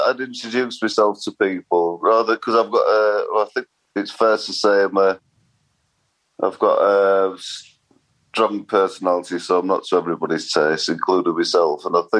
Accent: Sheffield, Yorkshire and the Humber, United Kingdom; I was brought up in Sheffield and my grandma died when I was around 10, so we moved as a family from a rather less salubrious area to posh Sheffield.

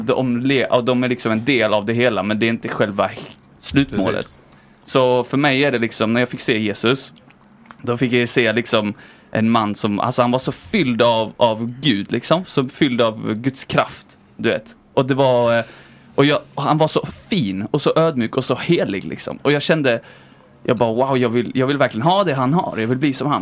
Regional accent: Viken, Skåne, Sweden; Jag växte upp i en liten eh, plats eh, utanför Höganäs som heter Viken.

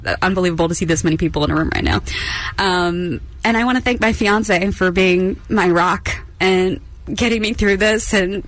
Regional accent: Florida, United States; moved away as an adult; now in New York City, United States; I grew up in Florida. I never thought that I would be here. Like, I think I was 30 when I came to New York City, and it was always my goal to be here.

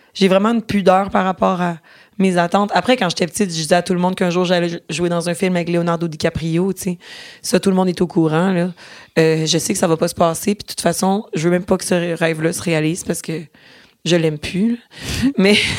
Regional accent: Boucherville, Quebec, Canada; je prenais les cours de théâtre quand j'étais petite à Boucherville, sur la rive sud de Montréal

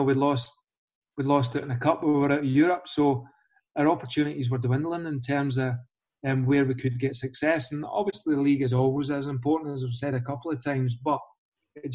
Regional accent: Falkirk, Scotland, United Kingdom; I'm from Falkirk

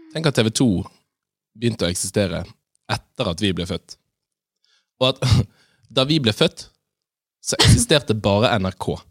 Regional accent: Bergen, Vestland, Norway; som bergenser

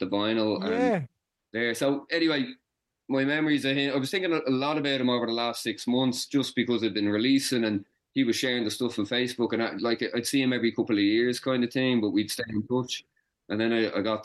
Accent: Gorey, Leinster, Ireland; I grew up in Gorey in Wexford

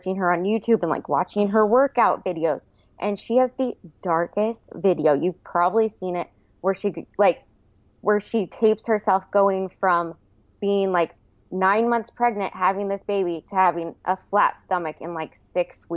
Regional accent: Pittsburg, Kansas, United States; I'm from Pittsburgh, Kansas, and I think it's like a 30-minute drive to Miami.

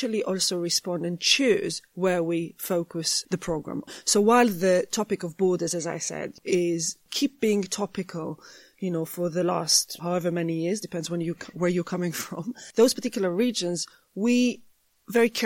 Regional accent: Jerusalem, Jerusalem District, Israel; moved away; I grew up in Jerusalem.

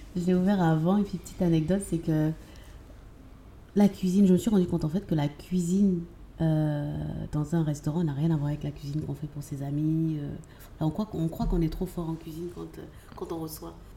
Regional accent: Abidjan, Côte d’Ivoire; also born or lived in Lyon; Abidjan, j'ai grandi à Abidjan et j'ai fait la, grande partie de mon cursus scolaire ici

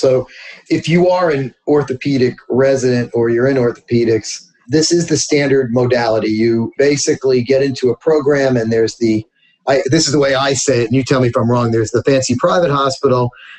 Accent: New Orleans, Louisiana, United States; I'll pick my hometown down here in New Orleans.

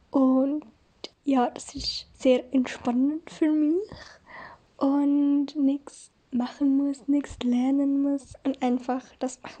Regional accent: Switzerland; accent: Swiss German; das ist mein Dialekt, ich komme aus der Schweiz, vielleicht hört man es.

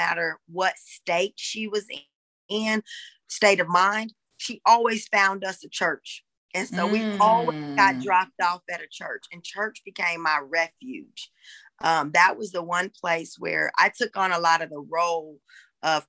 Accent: Raytown, Missouri, United States; I'm from Kansas City, Missouri

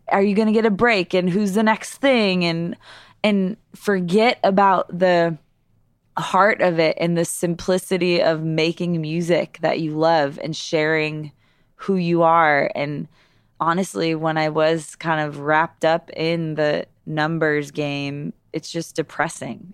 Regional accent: East Aurora, New York, United States; I grew up in East Aurora, New York, which is, like, twenty, thirty minutes south of Buffalo, New York.

